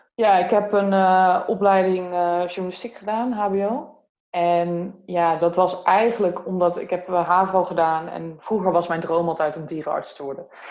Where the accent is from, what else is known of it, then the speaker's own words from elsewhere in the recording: near Utrecht, Netherlands; now in Breda, Netherlands; Ik kom er niet vandaan. Ik kom oorspronkelijk uit Utrecht in de buurt. Oh, dorpje. Stijk